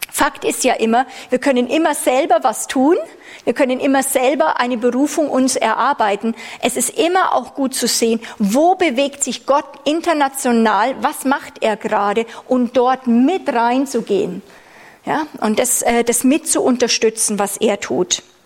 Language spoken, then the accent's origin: German; Germany; als Deutsche durften wir ja lange Jahre haben wir uns nicht wohlgefühlt, Deutschland zu sagen.